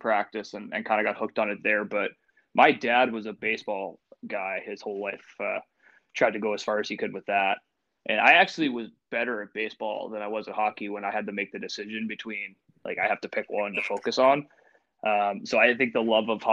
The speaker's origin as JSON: {"language": "English", "town": "Washington", "region": "Pennsylvania", "country": "United States", "tie": "born or raised there", "also_born_or_lived": "Erie, Pennsylvania / Michigan / Pittsburgh, Pennsylvania", "said": "I was born and raised here. I was born in Washington, PA, so just a little bit south of Pittsburgh"}